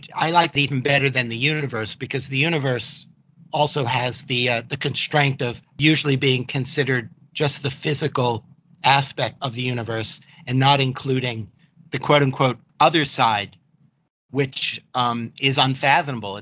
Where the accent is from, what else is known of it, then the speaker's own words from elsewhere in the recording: New York City, New York, United States; I grew up in Manhattan, New York City